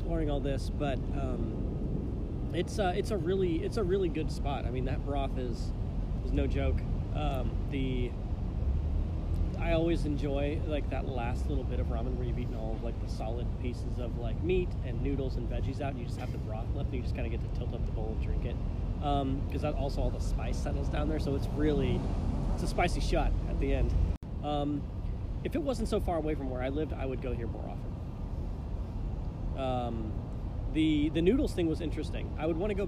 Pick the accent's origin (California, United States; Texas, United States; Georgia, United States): Texas, United States; moved away as an adult; now in San Francisco, United States; growing up in Texas